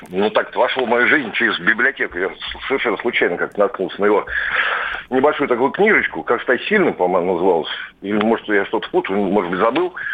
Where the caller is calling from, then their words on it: Moscow, Russia; я из Москвы.